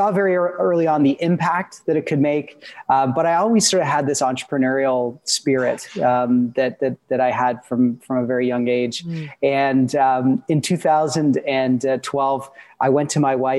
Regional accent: Peterborough, Ontario, Canada; also born or lived in Guelph, Ontario; I grew up in Peterborough, Ontario

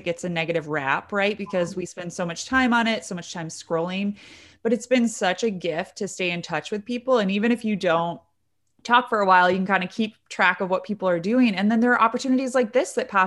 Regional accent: Michigan, United States; also born or lived in Detroit / Dublin, Ireland; I'm from Michigan originally. I live in Detroit now and love this city

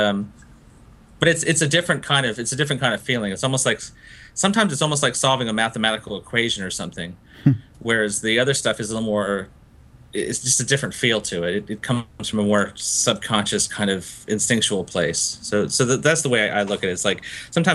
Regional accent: Gainesville, Florida, United States; also born or lived in Fiji; I grew up in Gainesville, Florida, after coming back from Fiji

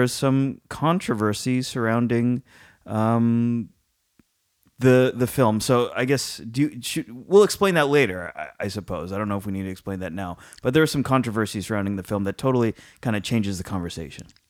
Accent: San Francisco, California, United States; I grew up in and around San Francisco my whole, San Francisco has been the constant in my life

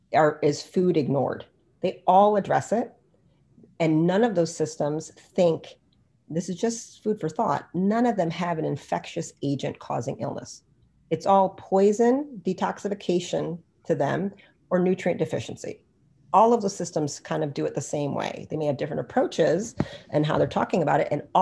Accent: India; Ayurvedic medicine, I'm Indian, so that's like my game, right?

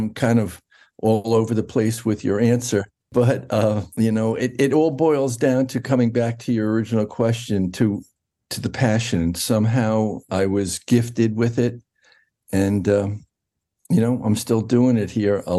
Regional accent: New York, United States; I was raised in New York, in Westchester County, north of Manhattan, about an hour north.

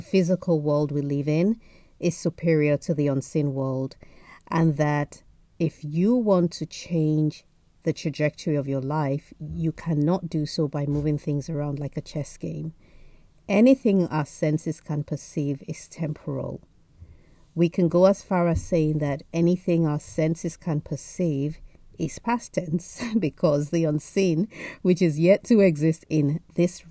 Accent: Nigeria; now in United Kingdom; Being Nigerian, surrounded by Nigerian aunties

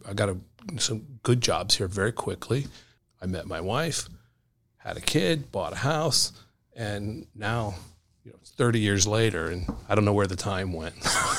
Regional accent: Ohio, United States; moved away as an adult; now in Connecticut, United States; So I grew up in Ohio, the Midwest. My parents lived in Pittsburgh when I went into the service.

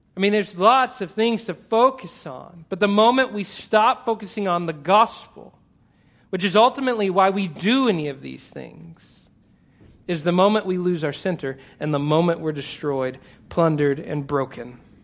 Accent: Texas, United States; I'm Texan

